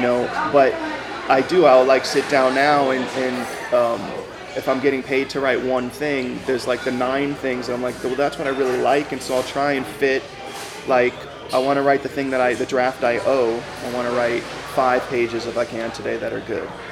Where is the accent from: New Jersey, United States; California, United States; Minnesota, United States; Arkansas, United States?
California, United States; Los Angeles; I am from the Valley, San Fernando Valley, the 818. And uh, I grew up in a um, place called Woodland Hills, and that's actually where I'm back now